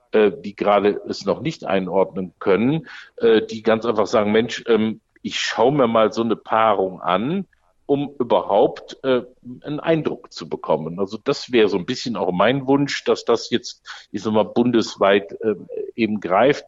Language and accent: German; Düsseldorf, North Rhine-Westphalia, Germany; als Düsseldorfer